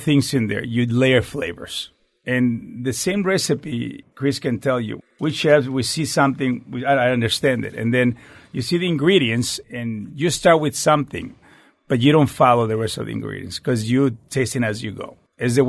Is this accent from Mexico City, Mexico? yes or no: no; Tijuana, Baja California, Mexico; moved away; So I was born in Tijuana, Mexico. So I'm the northern Mexico.